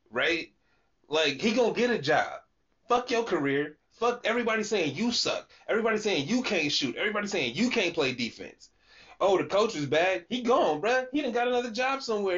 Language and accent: English; Sacramento, California, United States; somebody that lived, born and raised in Sacramento